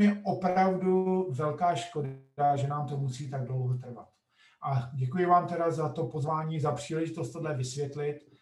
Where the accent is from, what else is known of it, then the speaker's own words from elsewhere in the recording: Czechia; moved away as an adult; also born or lived in United States; krátké jméno země, odkud pocházím, není Čekoslovákia, ale Čeko, Čekie